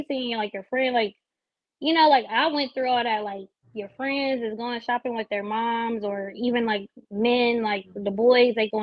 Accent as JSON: {"language": "English", "town": "Columbus", "region": "Ohio", "country": "United States", "tie": "born or raised there", "said": "I'm from Columbus"}